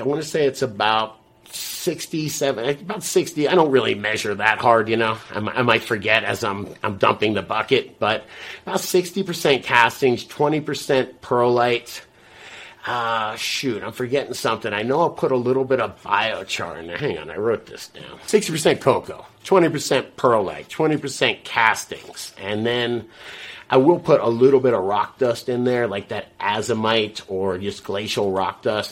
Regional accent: South Florida, United States; I'm from South Florida

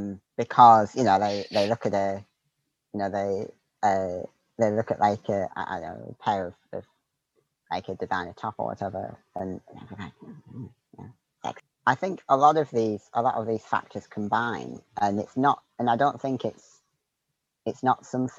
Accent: Northeast, United States; just the environment that I grew up in, you know, and growing up in the Northeast where I did.

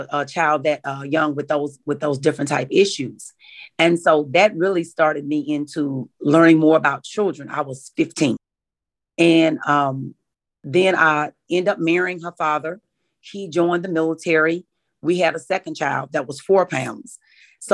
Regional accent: Warren, Arkansas, United States; I grew up in Warren, Arkansas, and I am the baby of five children

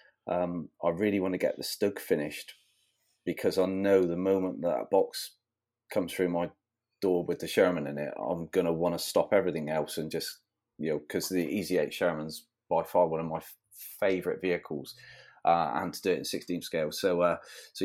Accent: England, United Kingdom; accent: English; my English accent

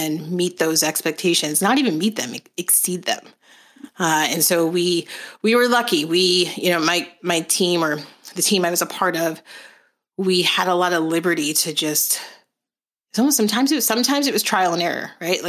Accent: New Jersey, United States; I was from New Jersey

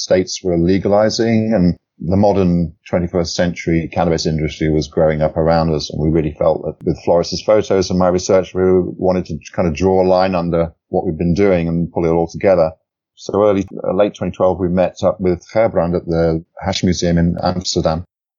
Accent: East of England, United Kingdom; I'm originally from England. I moved around quite a bit as a child, but basically my formative years are in the east of England, Norfolk, which is a big agricultural area.

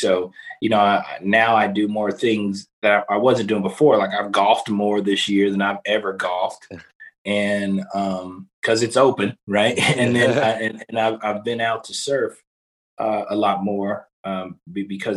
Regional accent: Kansas City, Missouri, United States; moved away; I'm originally from Kansas City, Missouri

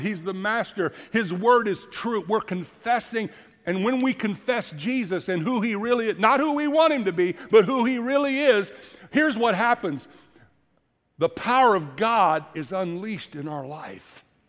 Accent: Florida, United States; moved away; my dad preaching when I grew up in Florida, and I'm a teenager

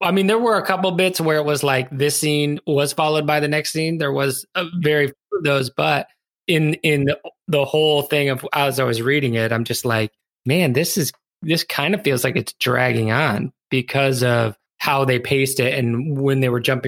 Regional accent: United States; as the American audience

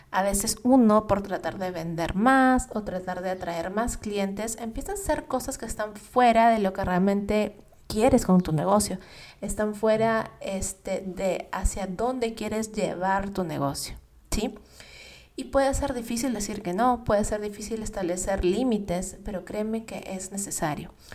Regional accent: Peru; moved away as an adult; also born or lived in United States; mi país, en Perú

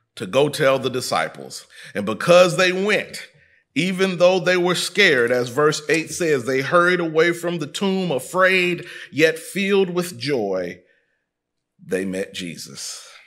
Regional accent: Midwest, United States; moved away as an adult; also born or lived in Texas; I was raised in the Midwest.

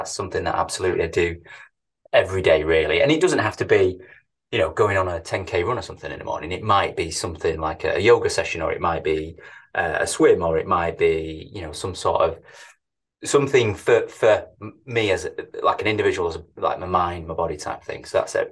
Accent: Manchester, North West England, United Kingdom; born and bred in manchester as you can probably tell by my, by my accent

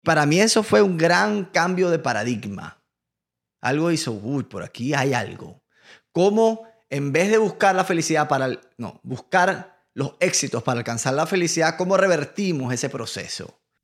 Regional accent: Venezuela; moved away as an adult; now in United States; yo vengo de Venezuela

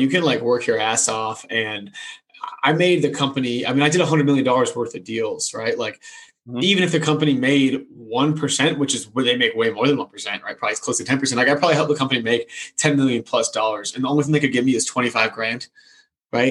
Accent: Massachusetts, United States; moved away as an adult; also born or lived in California; born and raised in Massachusetts, went out to California

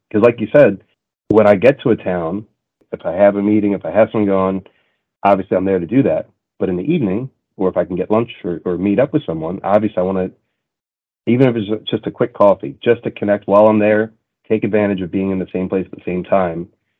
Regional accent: Montreal, Quebec, Canada; And I grew up in a very culturally diverse city, right? I grew up in Montreal.

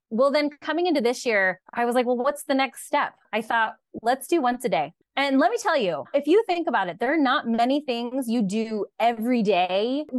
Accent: California, United States; And I am the one who will go, well, I'm from California.

